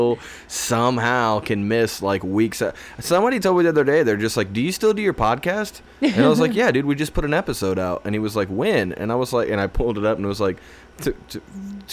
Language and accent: English; Indiana, United States; I'm from Indiana